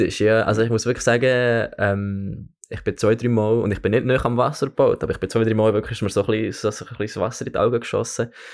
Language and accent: German; Bern, Switzerland; moved away as an adult; also born or lived in Oxford; now in London, United Kingdom; ich bin, ich bin in Bern aufgewachsen, habe aber mit dreieinhalbjährig ähm, ein Jahr in, in Oxford verbracht